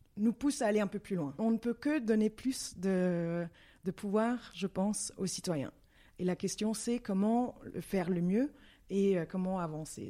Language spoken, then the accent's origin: French; Brussels, Brussels-Capital Region, Belgium; je suis danoise, oui, mais euh, née en Belgique, à Bruxelles